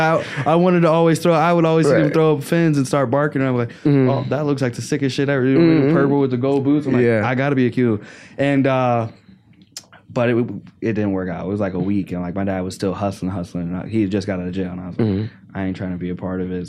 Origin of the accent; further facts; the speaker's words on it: Arkansas, United States; moved away; I grew up in Arkansas